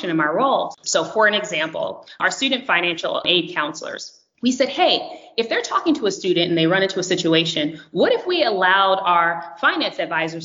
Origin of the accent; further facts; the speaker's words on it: California, United States; moved away as an adult; now in New Hampshire, United States; I hail from California